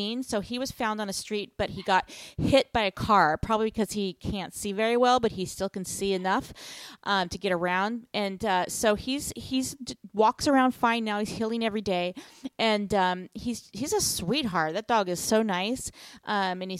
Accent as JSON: {"language": "English", "country": "United States", "said": "to be American."}